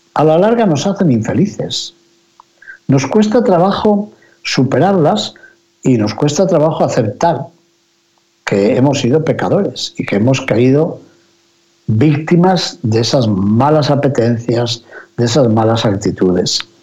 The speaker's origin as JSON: {"language": "Spanish", "area": "near Benavides de Órbigo", "region": "Castile and León", "country": "Spain", "tie": "born or raised there", "said": "Cerca del pueblecito donde yo me crié, también en Benavides de Órbigo"}